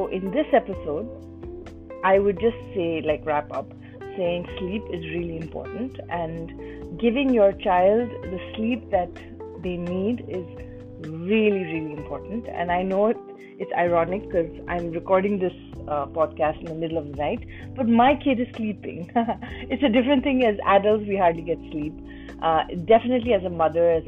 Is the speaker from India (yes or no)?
yes; India; I'm Indian